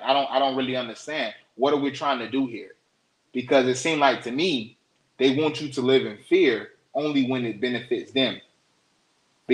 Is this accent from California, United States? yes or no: no; Florida, United States; moved away; Florida, my home state